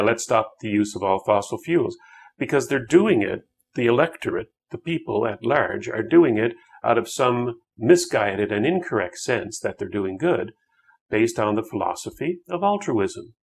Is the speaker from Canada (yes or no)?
yes; Canada; I, as a Canadian